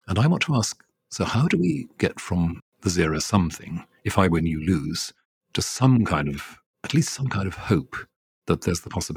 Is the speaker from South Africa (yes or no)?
no; Wales, United Kingdom; I grew up initially as a Welsh Presbyterian, not as an Anglican, until I was about 12